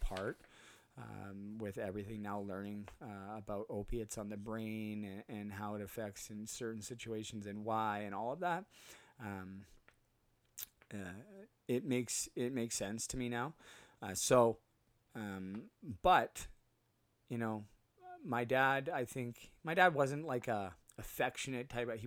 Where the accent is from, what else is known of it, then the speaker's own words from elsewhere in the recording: Port Coquitlam, British Columbia, Canada; moved away as an adult; also born or lived in Burnaby, British Columbia / Muskoka, Ontario; now in Utterson, Canada; I grew up on a street called Morrison, 1485 Morrison